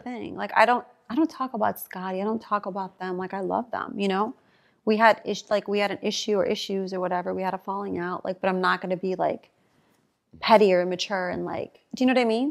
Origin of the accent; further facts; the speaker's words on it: Chicago, Illinois, United States; I'm from Chicago.